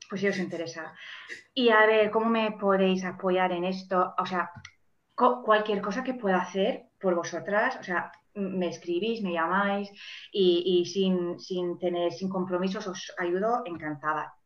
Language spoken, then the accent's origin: Spanish; Manchester, North West England, United Kingdom; first language English; Spanish is a second language; moved away as an adult; also born or lived in Germany; now in Valencia, Spain; soy mm, original de, de, Manchester, de Inglaterra. Ahora vivo en Valencia